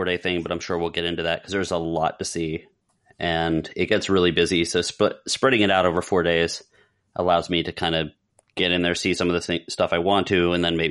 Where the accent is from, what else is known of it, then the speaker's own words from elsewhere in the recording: South Florida, United States; So when I was 16 years old, I decided to go to MegaCon from South Florida, where we're from.